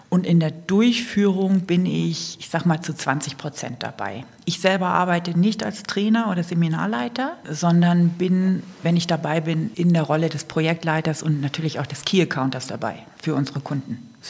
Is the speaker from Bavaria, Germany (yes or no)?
no; Kiel, Schleswig-Holstein, Germany; now in Allgäu, Germany; Und im Allgäu bin ich tatsächlich seit 1992. Aber ursprünglich, was man jetzt nicht ganz verbergen kann, komme ich aus Kiel.